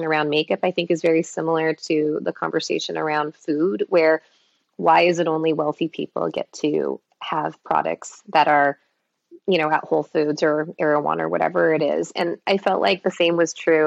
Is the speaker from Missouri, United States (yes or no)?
no; Los Angeles, California, United States; also born or lived in Minnesota; my parents immigrated from Taiwan, I was born in Minnesota, I grew up in Los Angeles, but inland Los Angeles